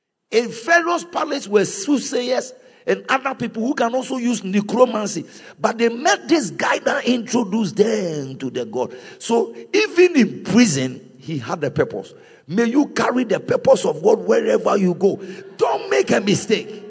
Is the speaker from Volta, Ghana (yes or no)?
yes; Volta, Ghana; I am from Volta